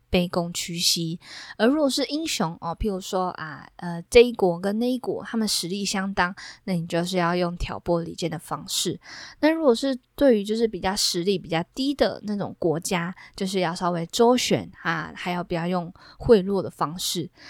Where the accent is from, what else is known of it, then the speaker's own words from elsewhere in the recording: southern Taiwan, Taiwan; now in Taipei, Taiwan; 像是我的老家，比如说我过年啊、过节啊都要回到南部